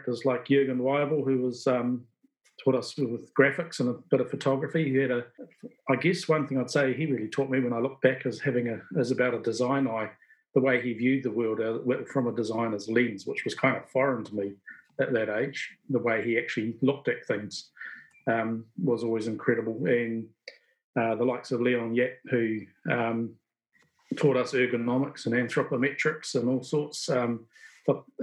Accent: Hawke's Bay, New Zealand; also born or lived in Bluff / Stewart Island; I was raised in Hawke's Bay

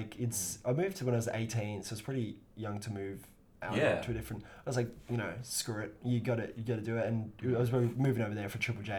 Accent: Perth, Western Australia, Australia; And I'm from Perth. That's my hometown.

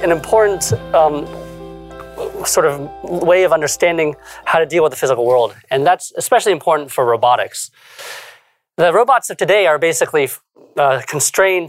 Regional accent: Chicago, Illinois, United States; I grew up in Chicago.

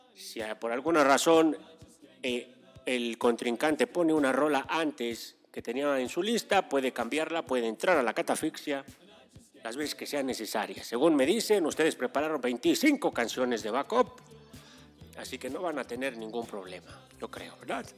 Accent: Mexico City, Mexico; Yo soy, yo soy más chilango que la torta de chilaquil.

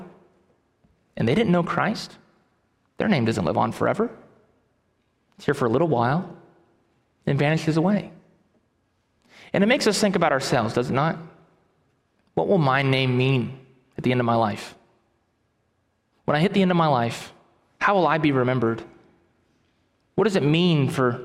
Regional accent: Titusville, Florida, United States; I grew up in Titusville, Florida.

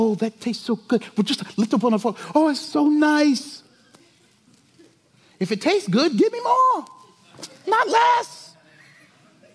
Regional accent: South Carolina, United States; moved away; I'm from South Carolina

